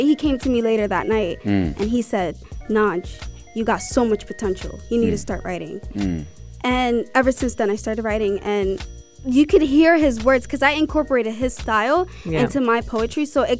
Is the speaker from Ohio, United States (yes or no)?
yes; Columbus, Ohio, United States; moved away as an adult; also born or lived in San Diego, California / Somalia (ancestry); now in Sharjah, United Arab Emirates; I was born there, but I was raised in Columbus, Ohio.